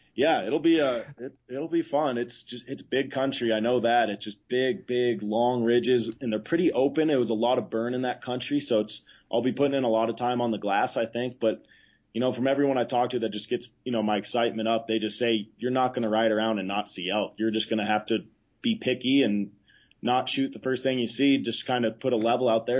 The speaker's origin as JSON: {"language": "English", "region": "Idaho", "country": "United States", "tie": "born or raised there", "said": "I grew up in Idaho"}